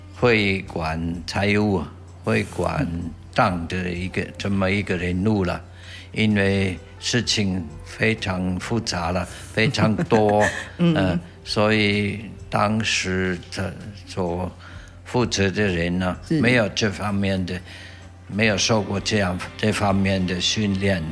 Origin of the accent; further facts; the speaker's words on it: Switzerland; Chinese is a second language; moved away as an adult; now in Taitung, Taiwan; 我的家乡在瑞士的东部